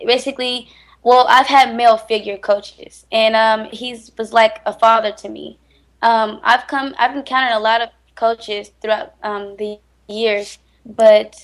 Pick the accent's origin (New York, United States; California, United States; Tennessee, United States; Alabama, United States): California, United States; Richmond; I'm from Richmond, California, and you know, basically, the hood